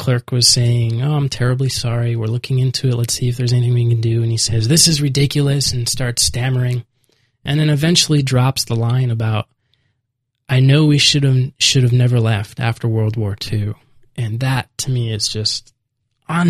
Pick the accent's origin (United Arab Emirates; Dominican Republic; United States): United States; moved away as an adult